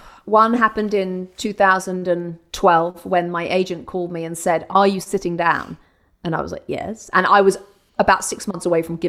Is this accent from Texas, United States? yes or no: no; Brooklyn, New York, United States; Yeah, I'm from Brooklyn.